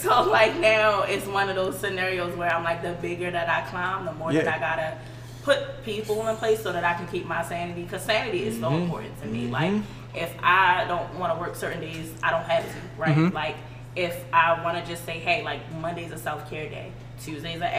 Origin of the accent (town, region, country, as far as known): Baltimore, Maryland, United States; born or raised there